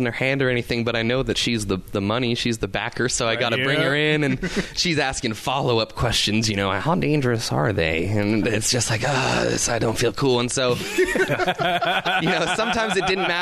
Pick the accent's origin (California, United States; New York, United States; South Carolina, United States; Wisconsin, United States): California, United States; Southern; moved away as an adult; now in Tacoma, United States; I grew up in Southern California